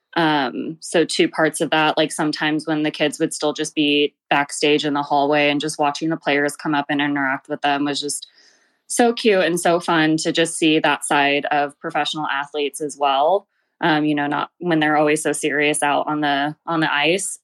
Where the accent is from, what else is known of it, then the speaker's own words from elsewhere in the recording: Glendale, California, United States; I grew up in Glendale, California, so not too far from downtown L